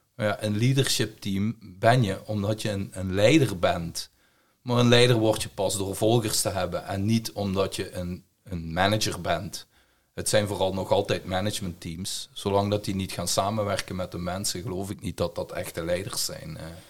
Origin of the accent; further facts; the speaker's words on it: Belgium; accent: Belgian; heb ik een Belgische tongval. Dus ik kom uit België.